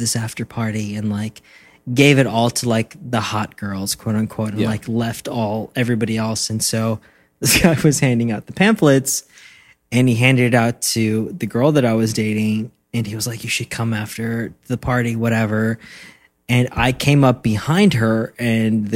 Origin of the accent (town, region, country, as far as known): South Africa; moved away